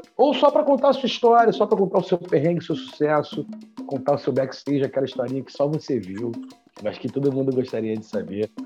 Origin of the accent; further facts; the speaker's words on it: Rio de Janeiro, Brazil; eu sou do Rio